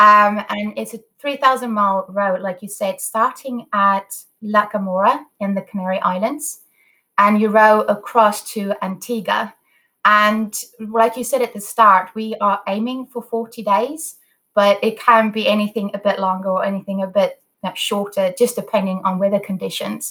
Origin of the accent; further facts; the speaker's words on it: South Africa; I was born and raised in South Africa